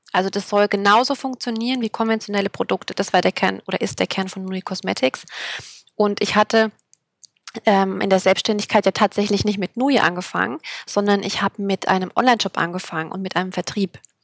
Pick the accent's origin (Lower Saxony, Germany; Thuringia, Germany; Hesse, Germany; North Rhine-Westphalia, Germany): Thuringia, Germany; now in Berlin, Germany; ich komme aus Berlin, beziehungsweise lebe hier. Kommen tue ich aus Thüringen